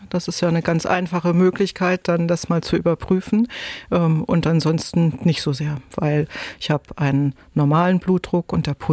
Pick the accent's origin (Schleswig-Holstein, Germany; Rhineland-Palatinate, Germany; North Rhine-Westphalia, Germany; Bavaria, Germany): Schleswig-Holstein, Germany; Neumünster; Denn die Form erinnert mich an die Landkarte meiner Heimat Schleswig-Holstein mit meinem Geburtsort Neumünster.